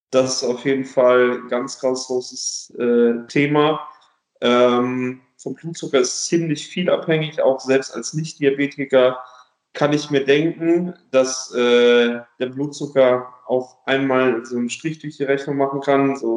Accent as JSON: {"language": "German", "town": "Leverkusen", "region": "North Rhine-Westphalia", "country": "Germany", "said": "ich komme ursprünglich aus Leverkusen, äh, bin jetzt vor ein paar Jahren aber äh, ins Schwabenland gezogen."}